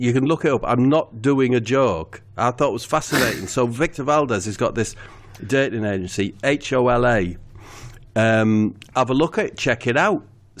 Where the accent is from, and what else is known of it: Middlesbrough, North East England, United Kingdom; born or raised there